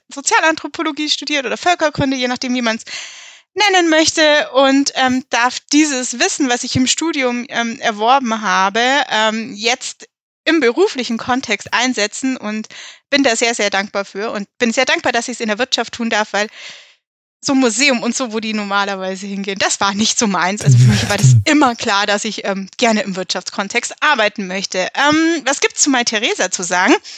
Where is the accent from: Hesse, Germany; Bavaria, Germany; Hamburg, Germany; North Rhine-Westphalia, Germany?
Bavaria, Germany; Allgäu; also born or lived in Westphalia; now in Munich, Germany; auch wenn ich hier nicht wirklich aufgewachsen bin, sondern im Allgäu und komme gebürtig aus Westfalen